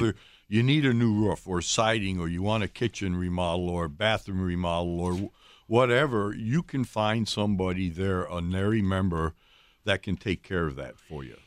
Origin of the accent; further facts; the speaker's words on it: Ohio, United States; now in Wisconsin, United States; I grew up in Ohio